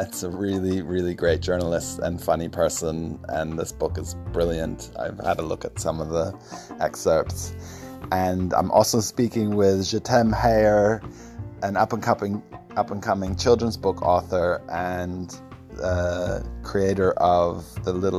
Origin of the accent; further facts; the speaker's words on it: Stockholm, Stockholm County, Sweden; born there; Last thing I wanted to say was I was born in Stockholm a couple of days after the Bader Meinhof gang took the German embassy